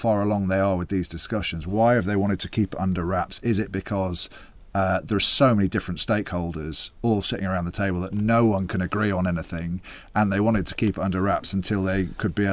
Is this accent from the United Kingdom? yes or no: yes; England, United Kingdom; I'm an English man